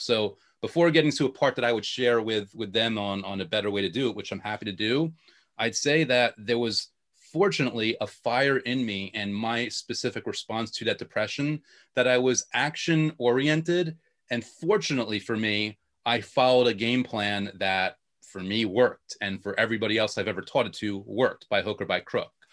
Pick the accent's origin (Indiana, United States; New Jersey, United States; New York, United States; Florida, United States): New York, United States; accent: New York; also born or lived in Long Island / Queens; born and bred New Yorker